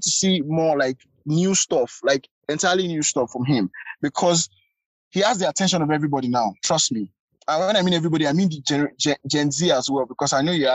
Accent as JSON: {"language": "English", "region": "Lagos", "country": "Nigeria", "tie": "born or raised there", "said": "I grew up in Lagos, I grew up in Bariga, I'm a Bariga boy"}